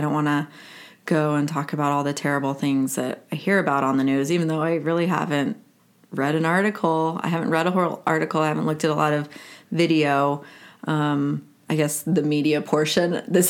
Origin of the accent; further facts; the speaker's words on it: San Antonio, Texas, United States; also born or lived in Houston; I was born in Houston. I don't have a lot of ties there, but my dad went to school there, and then we went to San Antonio. So that's my birthplace.